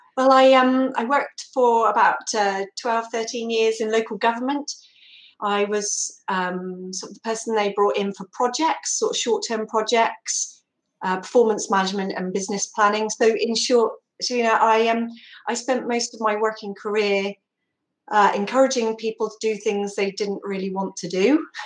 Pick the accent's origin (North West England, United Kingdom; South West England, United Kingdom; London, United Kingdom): South West England, United Kingdom; Somerset; now in Exmouth, United Kingdom; I'm from Somerset